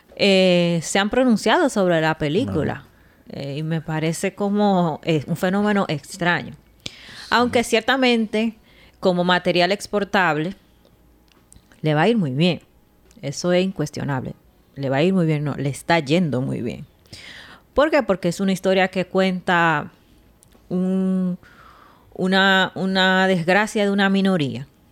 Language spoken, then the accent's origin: Spanish; Dominican Republic; Nosotros tuvimos 30 años con Trujillo